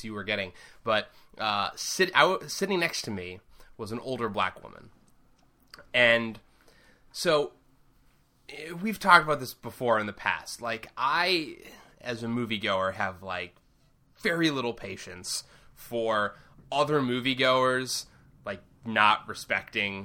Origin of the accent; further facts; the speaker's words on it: Milton, Massachusetts, United States; my hometown, Milton.